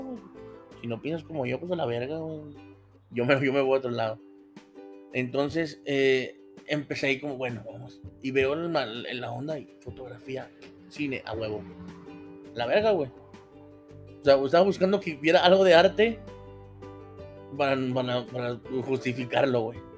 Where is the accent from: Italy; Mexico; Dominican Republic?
Mexico; Pero de hambre nunca nos morimos. Somos mexicanos, güey.